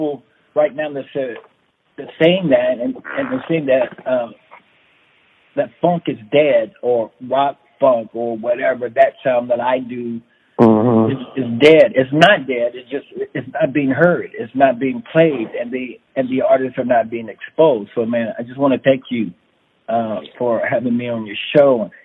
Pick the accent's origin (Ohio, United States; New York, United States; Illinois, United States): Illinois, United States; Chicago; also born or lived in Texas / Maywood, Illinois; now in Los Angeles, United States; born in Texas. But raised in Chicago, on the west side, you know, grew up on the west side of Chicago